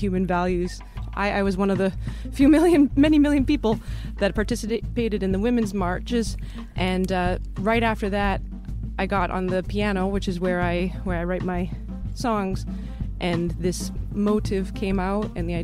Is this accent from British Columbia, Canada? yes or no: yes; Chilliwack, British Columbia, Canada; now in New York, United States; Chilliwack, British Columbia. Right. Born and raised.